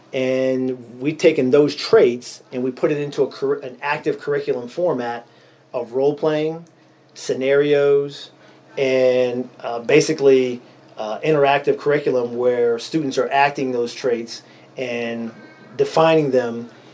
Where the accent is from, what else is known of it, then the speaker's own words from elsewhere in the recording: Erie, Pennsylvania, United States; I'm born and raised in Erie, PA, here in Erie